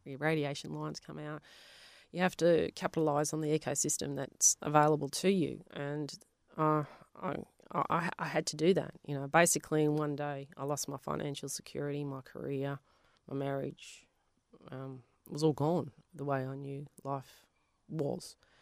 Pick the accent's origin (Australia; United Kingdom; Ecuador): Australia; Melbourne, Victoria; first language Polish; English is a second language; where we were from, Avondale Heights, there was a lot of Italians